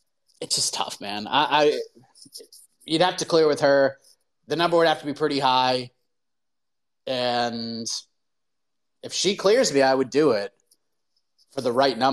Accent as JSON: {"language": "English", "town": "Boston", "region": "Massachusetts", "country": "United States", "tie": "born or raised there", "also_born_or_lived": "Berkshires, Massachusetts", "moved": "as an adult", "lives_now": "South Carolina, United States", "said": "growing up in the Boston area"}